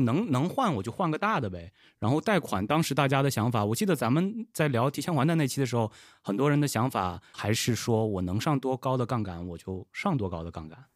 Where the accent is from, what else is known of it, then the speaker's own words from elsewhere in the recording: Xi'an, Shaanxi, China; moved away as an adult; also born or lived in Shenzhen; 我是在西安长大的